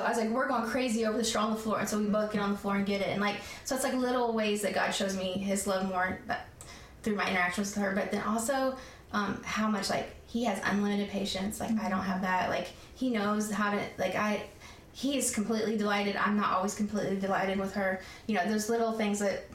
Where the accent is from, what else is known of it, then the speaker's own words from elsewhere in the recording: Tennessee, United States; moved away as an adult; also born or lived in Newport News, Virginia / South Carolina; I was born in Virginia, Newport News, Virginia. Okay. And so when I my mom got the divorce, that we moved to Tennessee